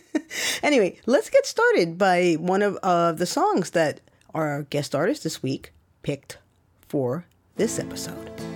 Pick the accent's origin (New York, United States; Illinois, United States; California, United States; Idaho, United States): New York, United States; New York City; moved away as an adult; also born or lived in Brooklyn; I grew up in the Bronx and I left